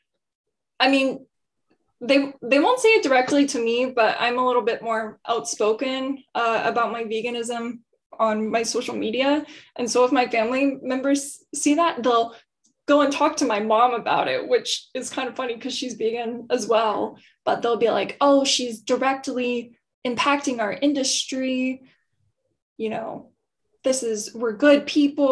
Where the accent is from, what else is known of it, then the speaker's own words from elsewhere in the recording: Texas, United States; now in Austin, United States; where I grew up, a couple hours away from here, it's a very small college town